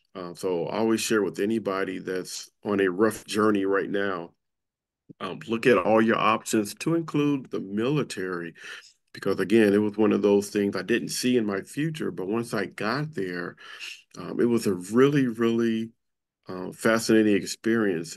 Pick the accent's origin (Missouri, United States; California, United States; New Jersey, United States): California, United States; Compton; I grew up in Compton, California